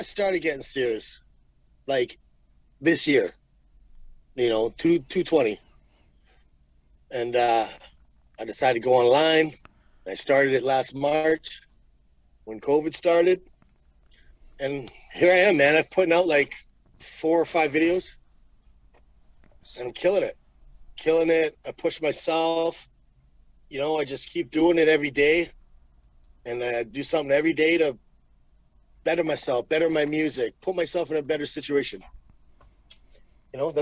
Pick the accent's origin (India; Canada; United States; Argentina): Canada; Hamilton, Ontario; I'm from Hamilton, but I live in the country now.